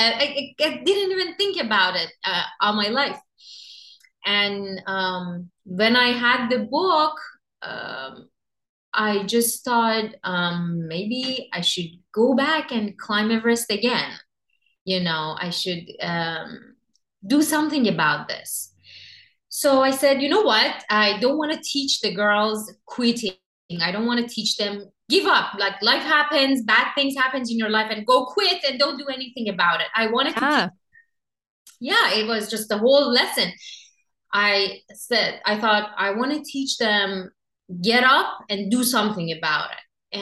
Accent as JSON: {"language": "English", "country": "Iran", "tie": "born or raised there", "moved": "as an adult", "said": "I grew up in Iran."}